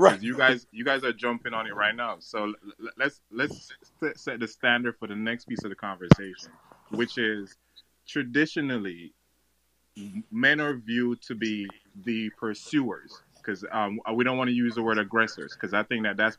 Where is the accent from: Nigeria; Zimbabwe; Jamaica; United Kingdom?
Jamaica; I'm Jamaican, so Caribbean.